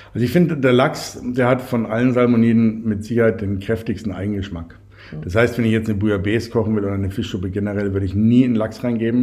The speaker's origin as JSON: {"language": "German", "region": "Bavaria", "country": "Germany", "said": "Bei uns in Bayern"}